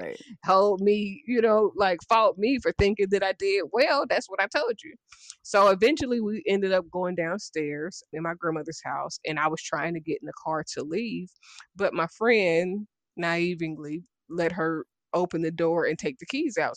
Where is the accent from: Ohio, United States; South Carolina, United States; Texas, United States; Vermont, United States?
Ohio, United States; Dayton; I'm from Dayton, Ohio